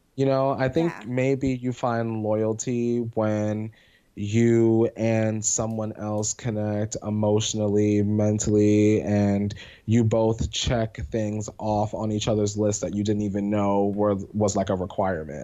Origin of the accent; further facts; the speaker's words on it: Pennsylvania, United States; moved away; I'm from Pennsylvania